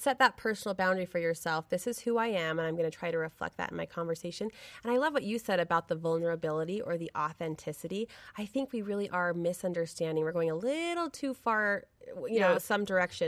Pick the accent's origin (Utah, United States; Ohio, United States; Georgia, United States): Utah, United States; Brigham City; I grew up in Brigham City, Utah, small town USA